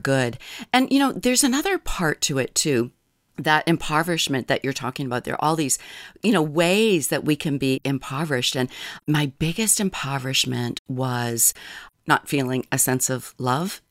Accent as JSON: {"language": "English", "region": "New Hampshire", "country": "United States", "tie": "born or raised there", "moved": "as an adult", "lives_now": "Kodiak Island, United States", "said": "I grew up in New Hampshire"}